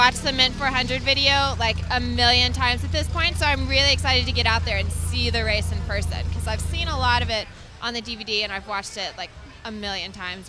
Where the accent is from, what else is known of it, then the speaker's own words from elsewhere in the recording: Irving, Texas, United States; also born or lived in Valley Ranch, Texas; I'm born from Texas, born and raised.